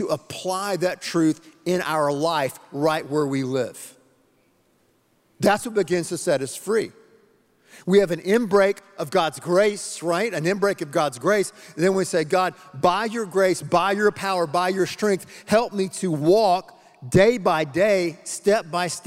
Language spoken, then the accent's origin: English; the Carolinas, United States; moved away; I'm originally from the Carolinas, okay? North Carolina, South Carolina.